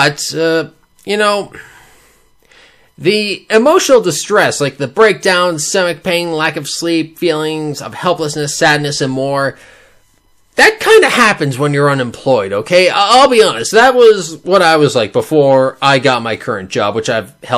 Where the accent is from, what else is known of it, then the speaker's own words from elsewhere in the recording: Canada; I'm Canadian. We are incredibly polite